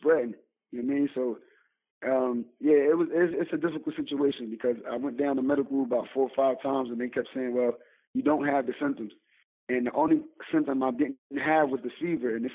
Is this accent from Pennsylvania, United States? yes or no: yes; Philadelphia, Pennsylvania, United States; I'm from Philly. I'm from North Philly, North Side.